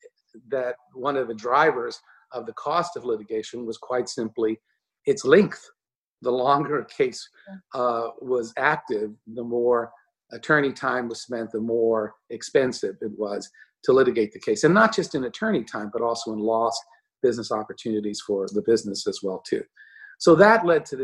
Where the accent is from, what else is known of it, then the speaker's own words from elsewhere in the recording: Texas, United States; moved away as an adult; also born or lived in Chicago; now in New York, United States; I grew up in Texas